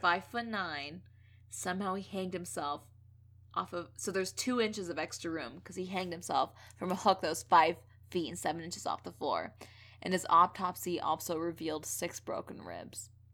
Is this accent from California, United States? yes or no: yes; Thousand Oaks, California, United States; my hometown of Thousand Oaks, California